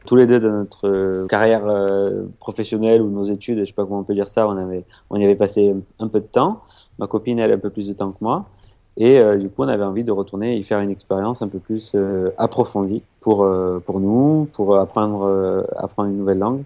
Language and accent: French; south of France, France; moved away as an adult; also born or lived in Israel; je, viens du sud de la France